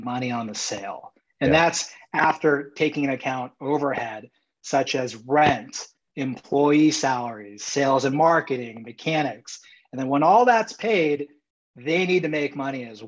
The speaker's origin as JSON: {"language": "English", "town": "San Diego", "region": "California", "country": "United States", "tie": "born or raised there", "said": "I was born and raised in San Diego and graduated high school there"}